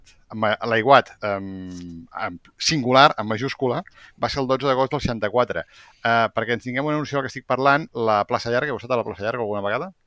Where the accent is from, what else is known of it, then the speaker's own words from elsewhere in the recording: Vilanova i la Geltrú, Catalonia, Spain; soc de, ran, de Rancio Bolengo.